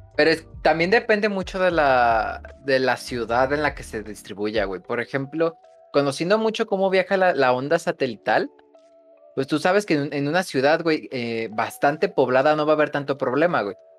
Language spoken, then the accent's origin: Spanish; central Mexico, Mexico; yo soy de México, eh, más precisamente del centro de México